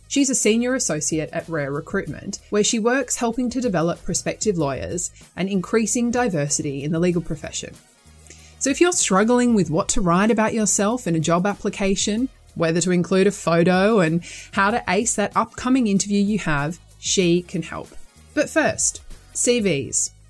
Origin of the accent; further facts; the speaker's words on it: Sydney, New South Wales, Australia; accent: Australian; moved away as an adult; now in England, United Kingdom; you probably can tell from my accent, mm. I'm Australian. I qualified as a lawyer in Sydney where where I'm from